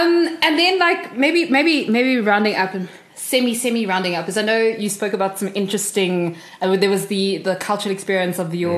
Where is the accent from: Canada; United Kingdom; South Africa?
South Africa; growing up in South Africa.